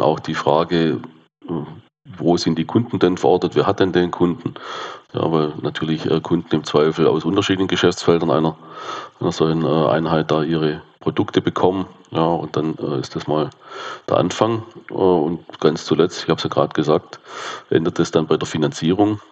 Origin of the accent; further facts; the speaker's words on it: south-west Germany, Germany; komme ich aus dem Südwesten der Republik. Kann man, glaube ich, auch äh, sehr gut hören.